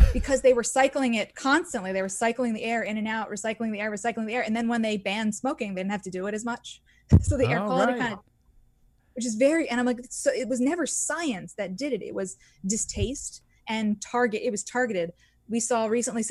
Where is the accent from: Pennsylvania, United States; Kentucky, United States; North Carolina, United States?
Pennsylvania, United States; Philadelphia; I'm from Philadelphia